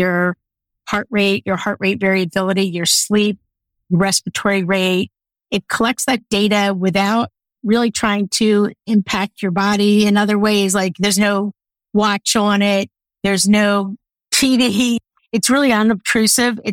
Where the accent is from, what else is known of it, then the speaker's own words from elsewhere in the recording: outside of Philadelphia, Pennsylvania, United States; I grew up outside of Philadelphia.